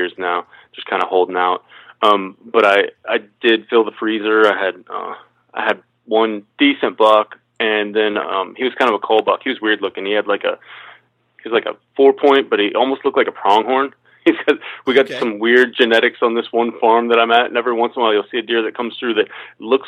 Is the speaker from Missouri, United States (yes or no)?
yes; Kansas City, Missouri, United States; moved away as an adult; now in Baltimore, United States; I originally from Kansas City, Missouri. I grew up there.